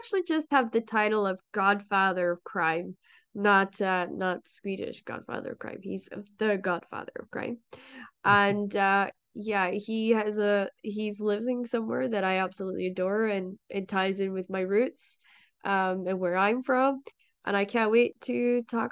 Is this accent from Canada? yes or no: no; Shetland Islands, Scotland, United Kingdom; I come from the Shetland Islands